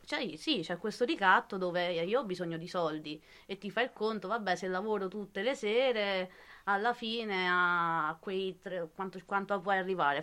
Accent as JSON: {"language": "Italian", "town": "Spoleto", "region": "Umbria", "country": "Italy", "also_born_or_lived": "Perugia", "moved": "as an adult", "said": "io vengo da Spoleto e ho scelto Perugia perché era la città, diciamo, più vicina a casa mia"}